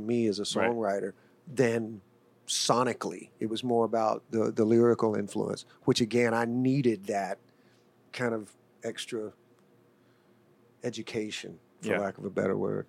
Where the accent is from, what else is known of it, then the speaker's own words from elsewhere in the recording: Birmingham, Alabama, United States; It was a blessing growing up in Birmingham.